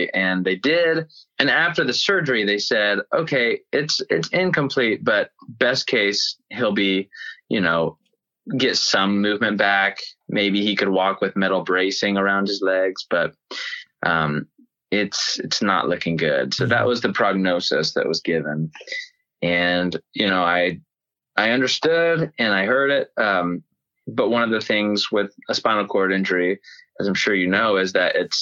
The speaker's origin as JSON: {"language": "English", "town": "Knoxville", "region": "Tennessee", "country": "United States", "tie": "born or raised there", "also_born_or_lived": "Nashville, Tennessee", "moved": "as an adult", "lives_now": "California, United States", "said": "my hometown, Knoxville"}